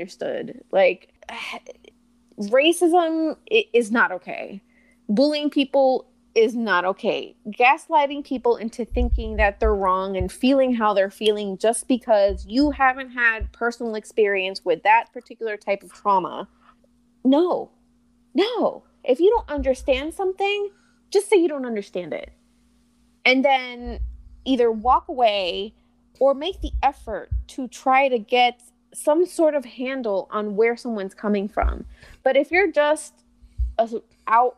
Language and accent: English; Florida, United States; also born or lived in New Jersey / Puerto Rico; I was born in Jersey, but we moved to Puerto Rico when I was one. And we lived there till I was about six. And then, unfortunately, we moved to Florida